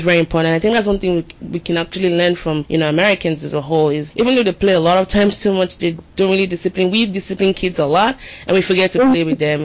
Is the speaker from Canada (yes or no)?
no; Nigeria; now in United States; growing up in Nigeria